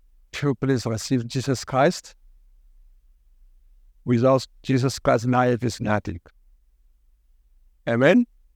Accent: Ethiopia; English is a second language; now in Australia; Maybe I mentioned last time I came from Ethiopia. I immigrated to this country in 2003. I couldn't speak any English.

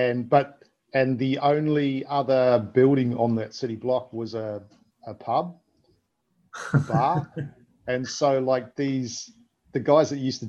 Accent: New Zealand; also born or lived in Melbourne, Australia; now in Australia; I grew up in New Zealand, and, you know, it was a small city.

